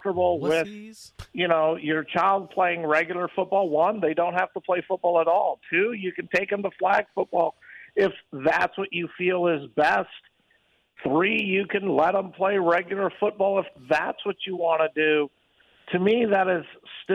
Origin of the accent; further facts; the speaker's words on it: Midwest, United States; now in Las Vegas, United States; I grew up in the Midwest, and they get a lot of snow